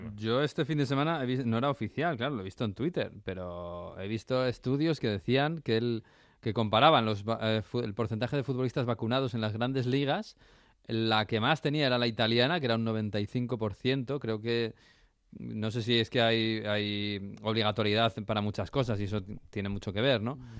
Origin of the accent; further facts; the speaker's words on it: Spain; en España somos muy de Navidad